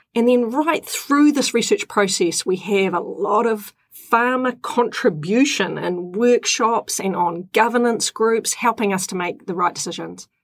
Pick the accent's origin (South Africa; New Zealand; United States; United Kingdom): New Zealand; Tapora, Auckland; I grew up in Tapora on the Kaipara Harbour